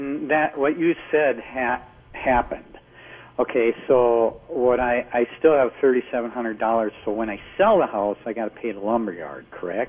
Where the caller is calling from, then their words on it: Lester Prairie, Minnesota, United States; Lester Prairie, Minnesota.